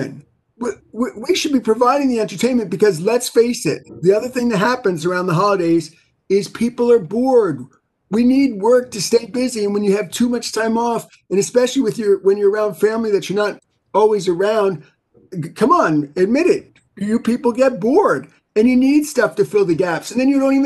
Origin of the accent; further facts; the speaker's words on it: New York City, New York, United States; I grew up in New York City